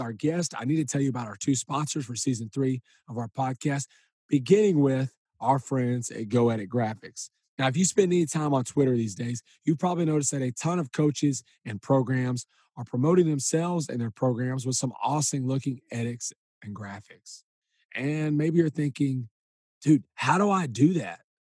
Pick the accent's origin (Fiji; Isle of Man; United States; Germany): United States; Huntsville, Texas; all of my life growing up in Huntsville